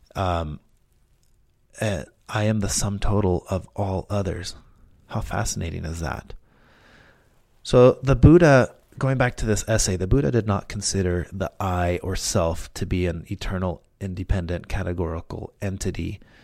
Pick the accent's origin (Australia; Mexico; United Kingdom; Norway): Mexico; now in United States; growing up in school in Mexico